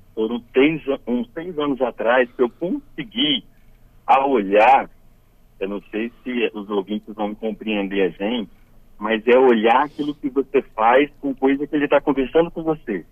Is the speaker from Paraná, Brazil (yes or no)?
no; Cachoeiro de Itapemirim, Espírito Santo, Brazil; eu nasci em Cachoeiro, moro ainda em Cachoeiro